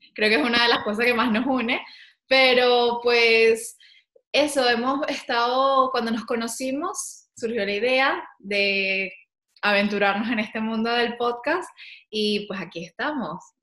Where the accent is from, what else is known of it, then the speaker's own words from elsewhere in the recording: Venezuela; moved away as an adult; also born or lived in Caracas; now in Madrid, Spain; Yo vivo también en Madrid, soy venezolana, pero vivo en Madrid